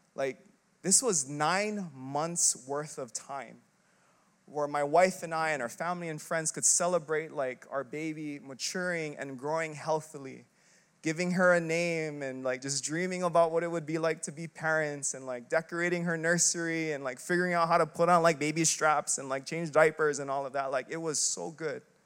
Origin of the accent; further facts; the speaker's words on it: Philippines; I'm Filipino